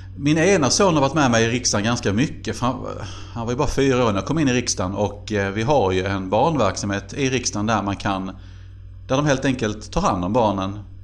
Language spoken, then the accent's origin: Swedish; Helsingborg, Skåne, Sweden; moved away as an adult; also born or lived in Glumslöv; now in Karlskrona, Sweden; Glumslöv tillhör ju Landskrona men det är väl ändå Helsingborg som alltid har varit min hemstad